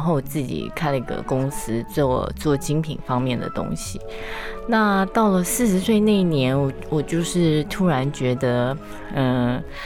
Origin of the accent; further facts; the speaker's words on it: Taiwan; moved away as an adult; also born or lived in Japan; 我小时候也都是吃台式面包长大